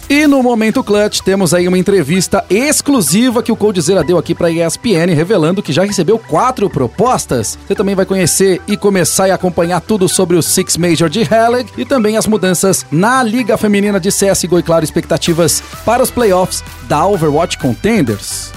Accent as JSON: {"language": "Portuguese", "country": "Brazil", "said": "somos brasileiros"}